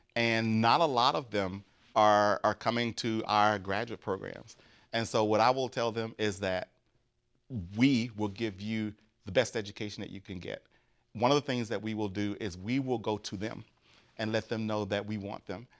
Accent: Grambling, Louisiana, United States; moved away; I'm from Grambling, Louisiana, which is the home of Grambling State University

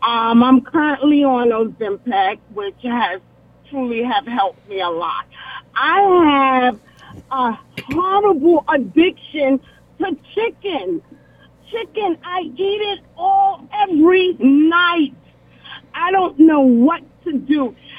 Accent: South Carolina, United States; now in Woodbridge, Virginia, United States; I was raised in the South Carolina.

